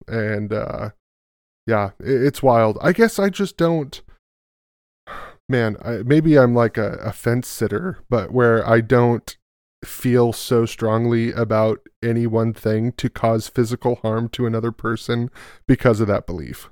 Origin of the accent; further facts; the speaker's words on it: California, United States; Oh, California